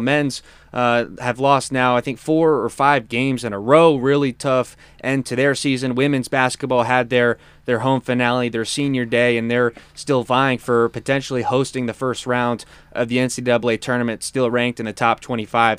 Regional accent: Clearwater, Florida, United States; moved away; Clearwater, my hometown

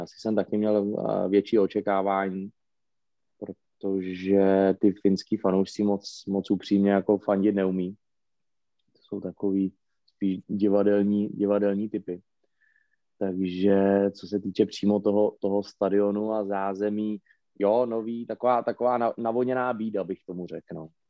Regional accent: Plzeň, Plzeň Region, Czechia; já jsem narozený v Plzni a myslím si, že tady jednoho dne i umřu

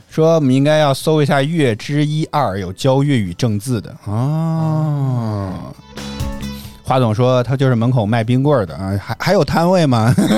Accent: northern China, China; 作为一个北方人

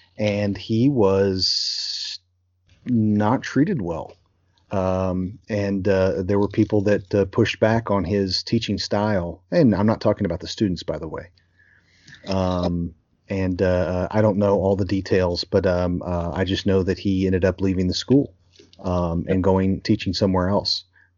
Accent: Louisville, Kentucky, United States; I grew up in Louisville, Kentucky, so the schools were about 50-50, black to white.

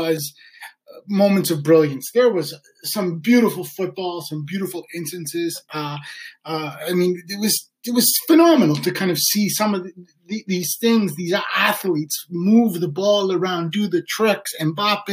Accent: Sudbury, Ontario, Canada; I grew up in Sudbury

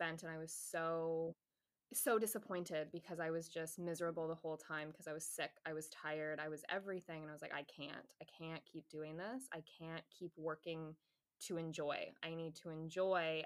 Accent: Canada; I'm Canadian

